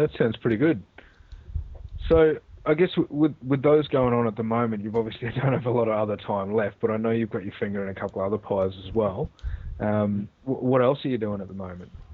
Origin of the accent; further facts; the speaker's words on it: Australia; I'm Aussie through and through